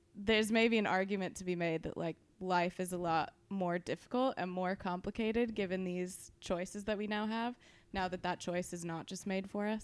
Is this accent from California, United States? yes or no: yes; California, United States; I'm from California.